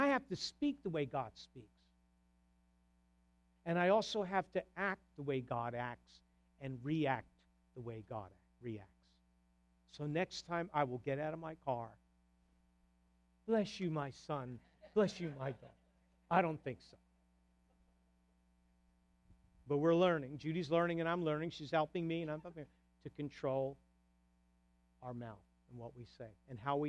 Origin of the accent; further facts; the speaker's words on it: New Jersey, United States; moved away; also born or lived in New York; I'm from New Jersey